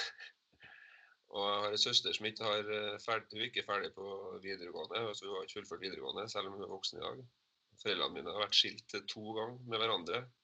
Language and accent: Norwegian; Trondheim, Trøndelag, Norway; jeg er jo fra Trondheim